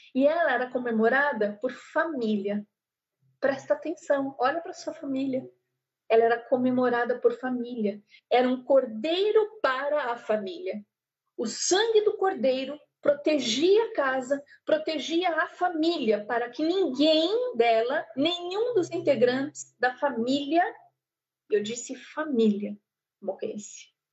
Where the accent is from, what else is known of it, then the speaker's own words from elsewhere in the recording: Brazil; eu sou do Brasil